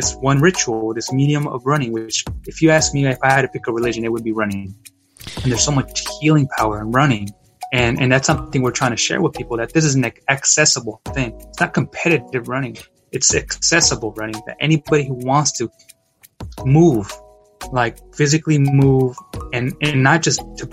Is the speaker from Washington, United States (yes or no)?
yes; Yakima, Washington, United States; I was born and raised in Yakima, Washington, to immigrant parents